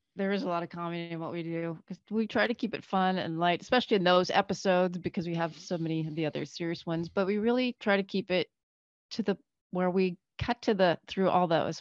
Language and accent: English; Northern Canada, Canada; moved away as an adult; now in United States; we grew up in Canada. I grew up in Northern Canada.